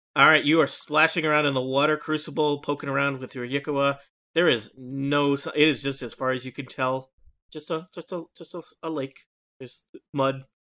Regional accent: Nebraska, United States; moved away; I grew up in Nebraska

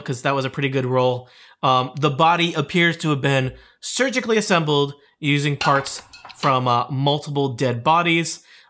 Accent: Rhode Island, United States; Oh, I'm from Rhode Island.

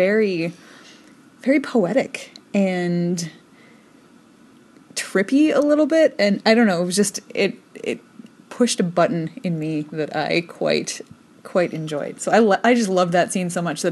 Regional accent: United States; I'm so American

